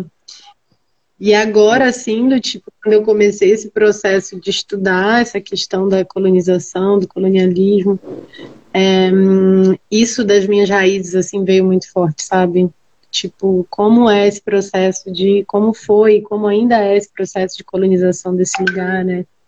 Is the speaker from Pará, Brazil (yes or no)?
yes; Belém, Pará, Brazil; moved away as an adult; now in São Paulo, Brazil; sou de Belém, no Pará. É, nasci e me criei lá, estou aqui em São Paulo há um ano